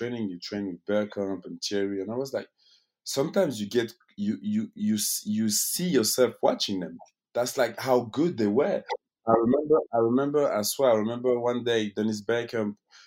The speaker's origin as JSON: {"language": "English", "region": "Geneva", "country": "Switzerland", "tie": "born or raised there", "said": "I'm in Geneva, in my hometown"}